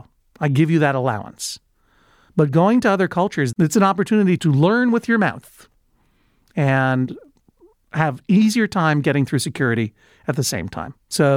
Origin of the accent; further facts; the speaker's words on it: Boston, Massachusetts, United States; talking with that accent, even though I'm from Boston. I've never had a Boston accent.